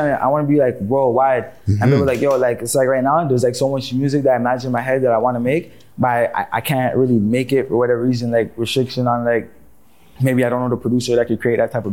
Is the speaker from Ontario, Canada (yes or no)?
yes; Toronto, Ontario, Canada; also born or lived in Brampton; Family in Toronto, grew up in Toronto